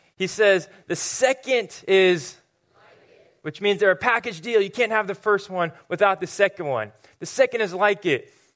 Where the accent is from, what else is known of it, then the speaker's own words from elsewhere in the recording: Murrieta, California, United States; moved away; I grew up in a town called Marietta, which is just about an hour north of San Diego